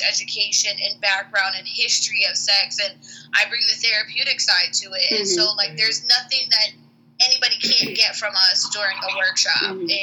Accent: Pittsburgh, Pennsylvania, United States; moved away as an adult; now in Florida, United States; I'm originally from Pennsylvania, Pittsburgh, and I went to IUP, and then I moved to Florida 6 years ago

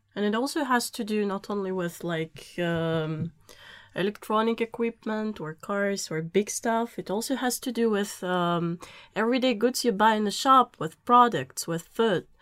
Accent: Saint Petersburg, Russia; moved away; I come from Saint Petersburg, Russia

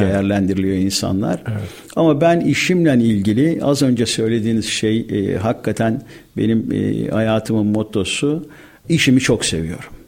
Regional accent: Istanbul, Turkey; Ben Erzincan kökenli bir aileye mensubum. bin dokuz yüz elli yedi İstanbul Balat doğumluyum.

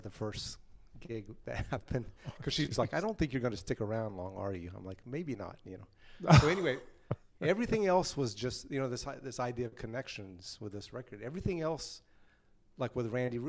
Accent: Lake Jackson, Texas, United States; also born or lived in Oklahoma; I was born in Oklahoma, but I grew up in the southern part of Texas, like in the Galveston, Houston area, down on the coast, a little town called Lake Jackson.

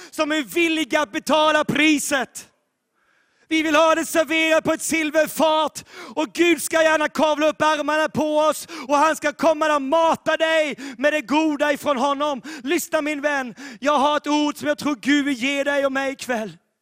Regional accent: Sweden; also born or lived in Sävsjö, Sweden; vårt land Sverige

